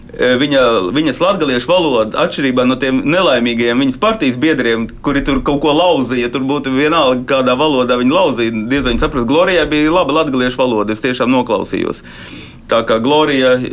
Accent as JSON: {"language": "Latvian", "country": "Latvia", "said": "Mēs esam latvieši."}